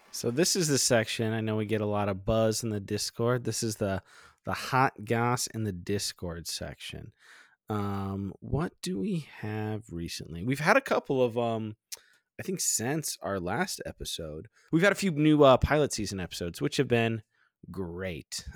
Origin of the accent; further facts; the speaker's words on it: Florida, United States; I grew up in Florida